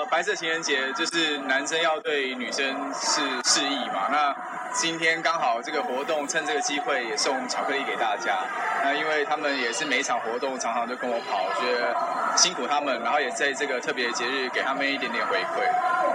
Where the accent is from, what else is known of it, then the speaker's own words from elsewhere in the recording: Taipei, Taiwan; 我从小就在台北长大